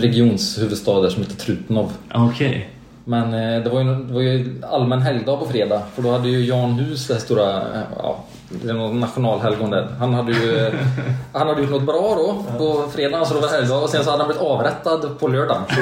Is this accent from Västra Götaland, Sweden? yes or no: yes; Vara, Västra Götaland, Sweden; moved away; vi kom ju från Vara kommun då